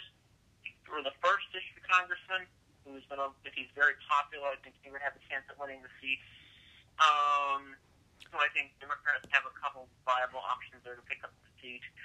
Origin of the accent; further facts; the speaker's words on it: Kansas, United States; Kansas, I love, you know, my home state